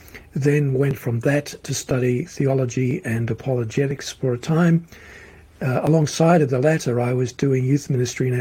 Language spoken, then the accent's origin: English; Melbourne, Victoria, Australia; accent: Australian; moved away as an adult; now in Europe; I was born in Melbourne, Australia. I still have the accent, though I've lived in the European region for 30 years now